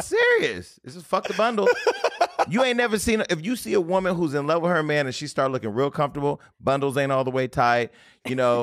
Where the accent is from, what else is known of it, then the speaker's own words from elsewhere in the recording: Stockton, California, United States; moved away; I got a lot of Stocktonians 'cause I'm from Stockton